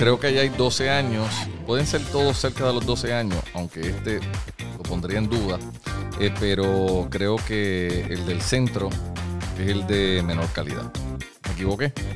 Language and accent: Spanish; Puerto Rico; lo que somos los puertorriqueños, los hombres y mujeres que vivimos aquí